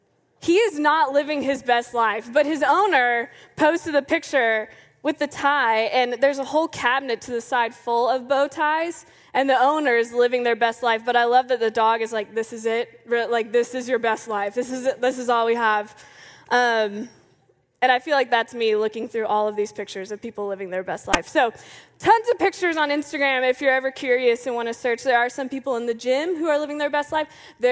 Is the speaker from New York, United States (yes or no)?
no; Clearwater, Florida, United States; born there; I was born in 1993 in Clearwater, Florida.